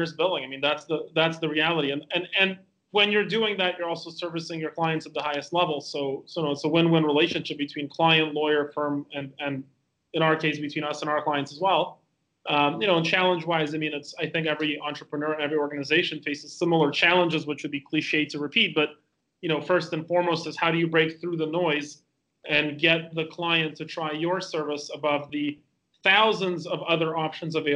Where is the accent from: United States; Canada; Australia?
Canada; moved away as an adult; also born or lived in Calgary, Alberta; now in Estonia; I'm Canadian